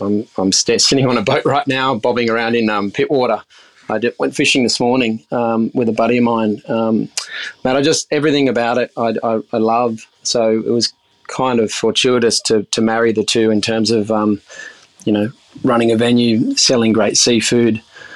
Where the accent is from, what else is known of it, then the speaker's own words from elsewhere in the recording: Sydney, New South Wales, Australia; So I grew up in Sydney's inner west, and I studied at Sydney Uni, studied marine science